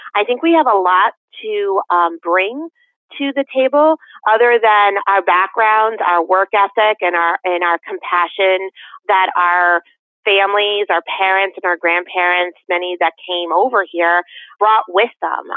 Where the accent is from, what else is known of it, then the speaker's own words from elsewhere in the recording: West Hartford, Connecticut, United States; now in Canton, United States; Even though I, I was born in Hartford, I grew up in West Hartford, which had a significant amount of Portuguese.